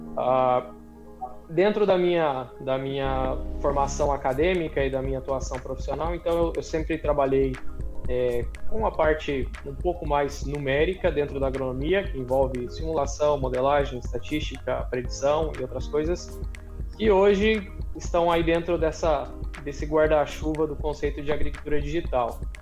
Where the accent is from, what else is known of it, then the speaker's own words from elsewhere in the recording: Mato Grosso, Brazil; moved away as an adult; also born or lived in Paraná / Piracicaba, São Paulo; now in Illinois, United States; eu sou paranaense, vivi a maior parte da minha vida no Mato Grosso, na região da BR-163 lá, Sorriso, Sinop